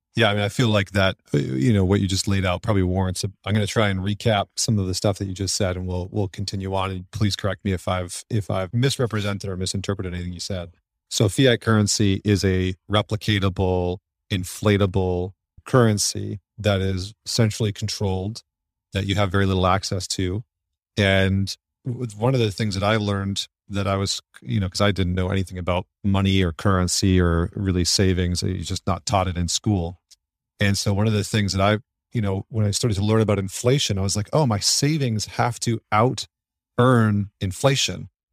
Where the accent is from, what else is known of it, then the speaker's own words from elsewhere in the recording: Canada; moved away; I'm originally from Canada